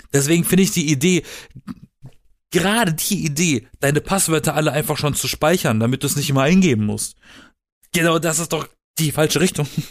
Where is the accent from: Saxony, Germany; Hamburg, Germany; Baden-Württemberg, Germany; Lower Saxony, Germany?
Baden-Württemberg, Germany; Black Forest; now in Berlin, Germany; ich komme aus dem Süden von Deutschland, aus dem Schwarzwald